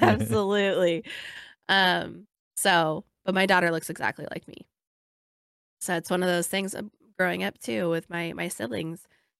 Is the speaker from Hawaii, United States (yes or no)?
yes; Hawaii, United States; it's like a faith based in your being as like Hawaiian. Cause like so much goes into just being who you are. And then part of our culture is just so spiritual, right?